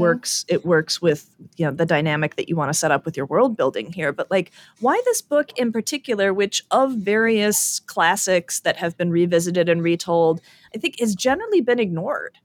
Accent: Chicago, Illinois, United States; I am from Chicago, and self-dealing is an ancient tradition amongst our people

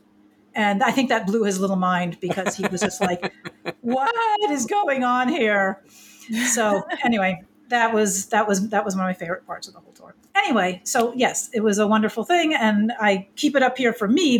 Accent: East Coast, United States; I'm from the East Coast

